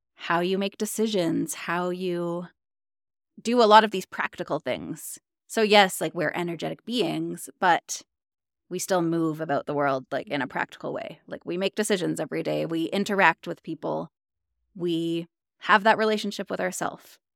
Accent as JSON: {"language": "English", "region": "Ontario", "country": "Canada", "moved": "as an adult", "lives_now": "Alberta, Canada", "said": "I'm from Ontario, Canada"}